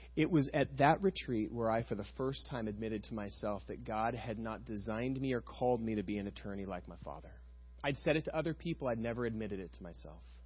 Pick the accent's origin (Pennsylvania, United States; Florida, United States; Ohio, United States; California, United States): California, United States; Costa Mesa; I was raised over in West Side Costa Mesa, about five miles from here